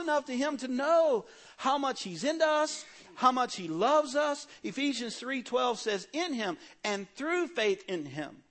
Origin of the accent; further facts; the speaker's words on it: Cajun, Louisiana, United States; In my family, I'm a Cajun. We're loud people